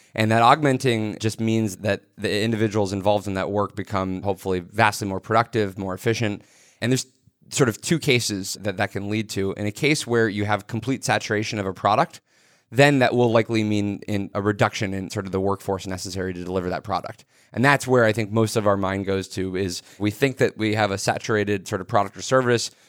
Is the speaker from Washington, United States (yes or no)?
yes; suburban area around Microsoft, Washington, United States; I grew up in a suburban area that had technology deep in our community 'cause I grew up around Microsoft.